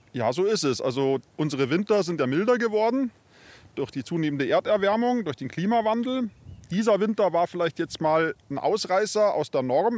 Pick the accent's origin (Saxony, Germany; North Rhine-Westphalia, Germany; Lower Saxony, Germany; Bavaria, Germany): Bavaria, Germany; Munich; bei uns in München oder bei uns in Bayern